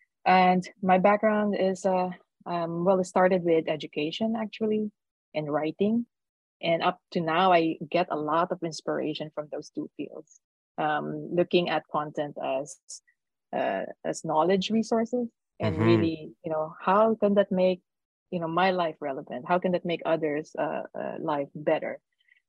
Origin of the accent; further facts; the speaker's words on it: Philippines; now in Netherlands; I'm from the Philippines, but I'm living in the Netherlands